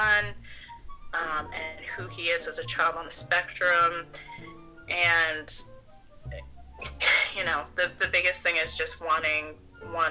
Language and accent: English; Maine, United States; as a child growing up in Maine